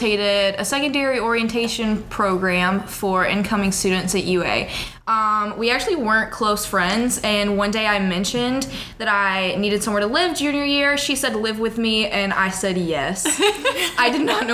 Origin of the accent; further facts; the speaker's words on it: Coleman, Alabama, United States; I'm from Coleman, Alabama